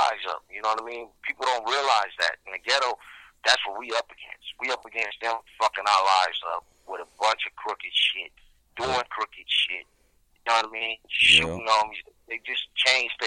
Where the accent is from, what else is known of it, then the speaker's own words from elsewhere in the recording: Galveston, Texas, United States; now in Colton, United States; I was born in Galveston, Texas, but I reside from Croton, California, Southern California.